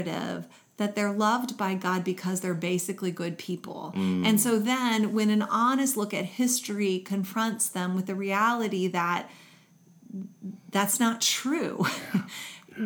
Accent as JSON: {"language": "English", "region": "Kentucky", "country": "United States", "tie": "born or raised there", "said": "I grew up in Kentucky"}